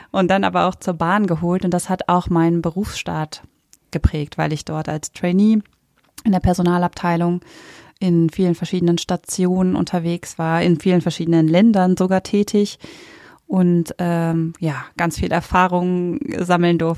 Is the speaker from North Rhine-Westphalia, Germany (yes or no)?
no; Berlin, Germany; Ja, ich bin Berlinerin, ich wollte gerne zurück nach Berlin.